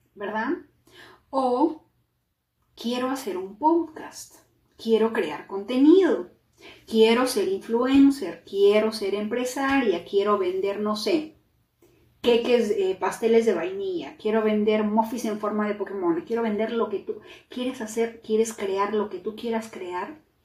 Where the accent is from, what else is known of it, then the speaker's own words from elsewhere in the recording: Peru; now in United States; soy de Perú